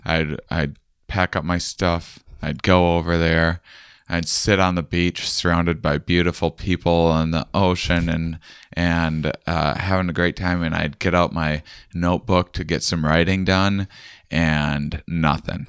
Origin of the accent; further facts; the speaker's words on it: Wisconsin, United States; moved away; I'm from Wisconsin originally